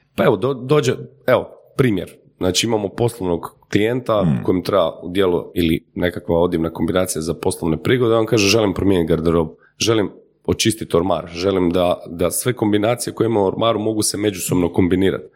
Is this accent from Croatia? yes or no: yes; Croatia; kod nas u Hrvatskoj